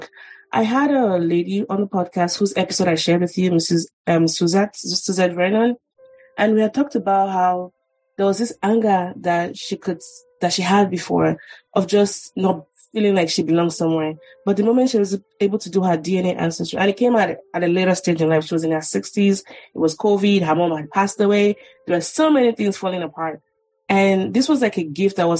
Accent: Nigeria; now in United States; as a Nigerian

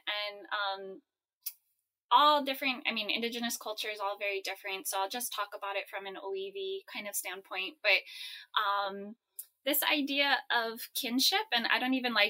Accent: Hawaii, United States; I'm both Polish and Native Hawaiian. I grew up in Hawaii.

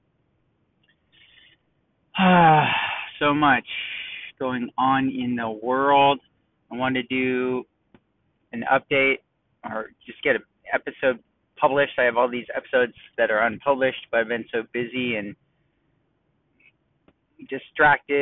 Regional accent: Los Angeles, California, United States; also born or lived in San Diego, California / Tarzana, California; born in Tarzana, LA County, and I grew up in the Valley, San Fernando Valley, Van Nuys, Sherman Oaks area. And then about, I think it was halfway through eighth grade, we moved down to San Diego.

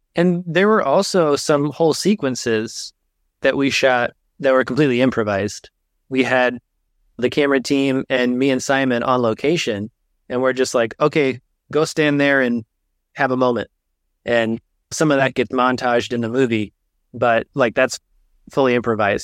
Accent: Indiana, United States; moved away as an adult; also born or lived in Texas; now in Michigan, United States; originally I'm from Texas, but then I grew up, did most of my growing up in Indiana

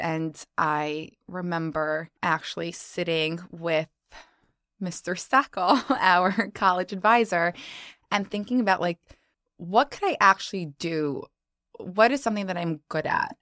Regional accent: New York, United States; I'm actually from New York, and Harper and I just spoke about the fact that I've actually never lived anywhere else. So born and raised, not leaving

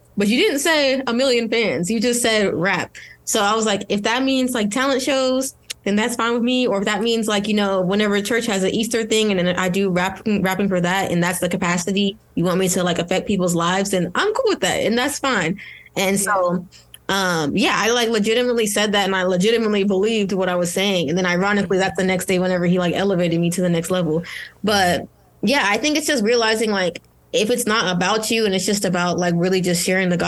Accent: Nigeria; I'm Nigerian

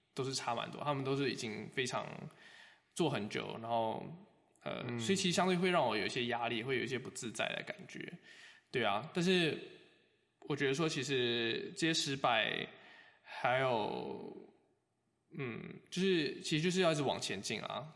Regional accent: Taiwan; 我是台湾人，又，呃，做生物

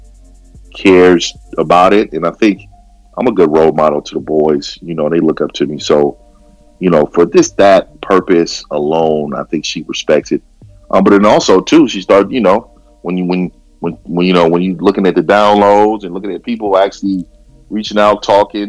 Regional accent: San Francisco, California, United States; I was born and raised in San Francisco

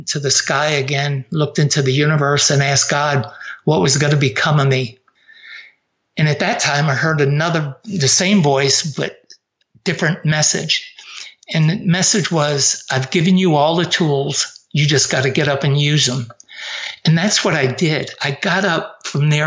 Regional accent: Avoca, New York, United States; moved away as an adult; also born or lived in New Jersey; I grew up just south of Rochester in a place called Avoca

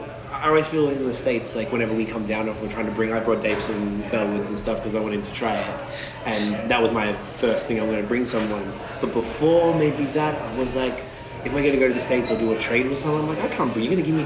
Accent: Canada; No, crazy. I'm a Canadian.

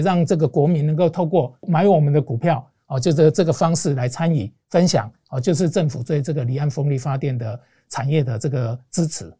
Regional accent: Taiwan; 我们是在台湾成立的公司，股东都是台湾人，对。就是由我们台湾人来自己出资

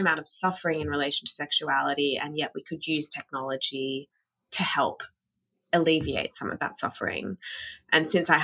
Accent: Australia; moved away as an adult; now in United States; I'm from Australia, hadn't spent much time in the US before moving here

